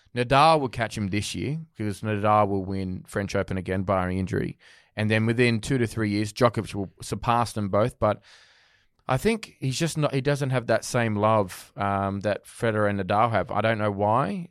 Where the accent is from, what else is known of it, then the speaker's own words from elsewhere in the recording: Australia; being Australian, growing up